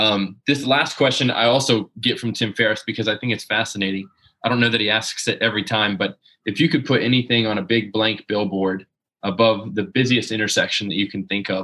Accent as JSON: {"language": "English", "region": "Southeast Florida", "country": "United States", "said": "I'm from the Southeast Florida."}